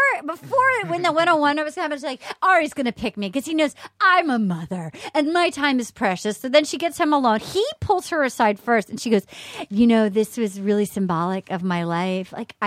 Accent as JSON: {"language": "English", "region": "New England", "country": "United States", "said": "I'm from New England. My grandmother was a Christian scientists."}